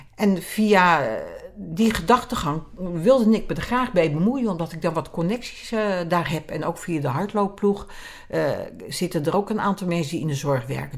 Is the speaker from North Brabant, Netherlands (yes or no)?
no; Zaanstreek, North Holland, Netherlands; bij ons in de Zaanstreek had je een, een, programma